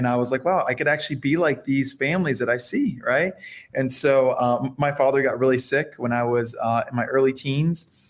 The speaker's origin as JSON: {"language": "English", "town": "Fort Lauderdale", "region": "Florida", "country": "United States", "tie": "born or raised there", "also_born_or_lived": "Miami, Florida", "first_language": "Spanish", "second_language": "English", "said": "I was born and raised in Fort Lauderdale, Florida. I was born in Miami"}